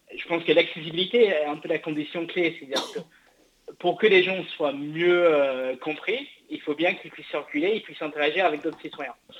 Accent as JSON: {"language": "French", "region": "England", "country": "United Kingdom", "moved": "yes", "lives_now": "France", "said": "je suis anglais à l'origine"}